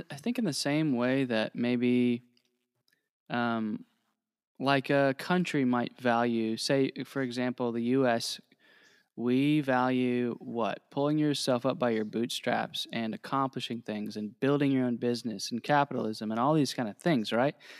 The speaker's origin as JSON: {"language": "English", "region": "Ohio", "country": "United States", "tie": "born or raised there", "also_born_or_lived": "Indiana", "moved": "as an adult", "said": "I grew up in Ohio"}